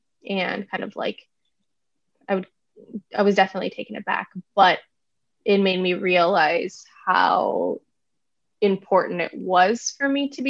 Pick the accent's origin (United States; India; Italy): India; because I am Indian, I can't study India in the way that they feel that one should be able to study India.